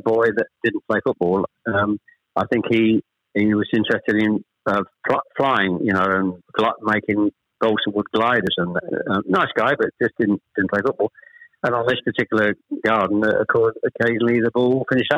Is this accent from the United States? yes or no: no; Chelmsford, East of England, United Kingdom; also born or lived in Ashton-under-Lyne / Manchester; We actually moved south from Manchester. I was born in Ashton-under-Lyne. We actually moved south to Chelmsford when I was probably, I was the eldest of three, when I was probably about 7 or 8